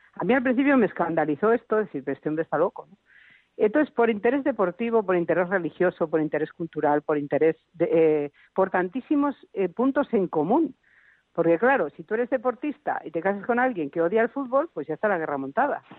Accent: Navarre, Spain; que somos de Navarra

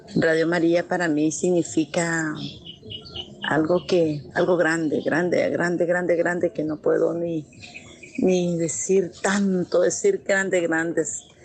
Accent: Ciudad Sandino, Managua, Nicaragua; nicaragüense del municipio de Ciudad Sandino.

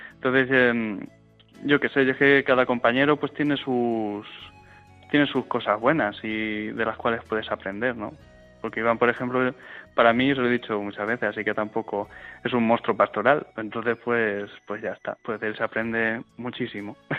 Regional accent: Fuente el Fresno, Castilla-La Mancha, Spain; also born or lived in Madrid; aquí en nuestro pueblo, en Frente Fresno

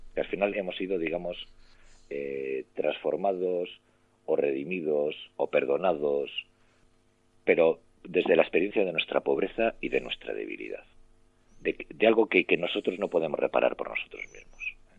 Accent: Santander, Cantabria, Spain; moved away; regresé a mi, a Santander, yo soy de Santander

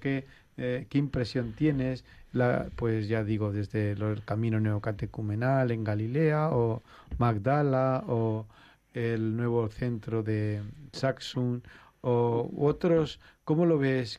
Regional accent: Spain; siendo españoles

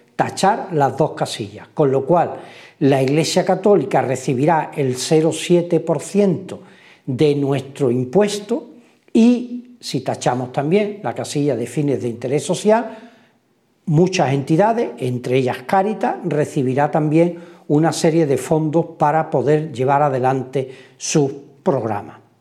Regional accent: Spain; comienza en nuestro país

